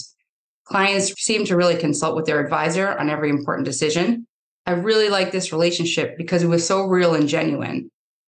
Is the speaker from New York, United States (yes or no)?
yes; Yonkers, New York, United States; born or raised there; also born or lived in Brosna, County Kerry, Ireland